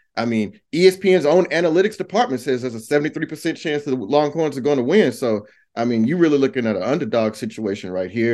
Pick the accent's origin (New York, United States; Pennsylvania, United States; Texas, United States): Texas, United States; Houston; a kid growing up in Houston in the eighties and nineties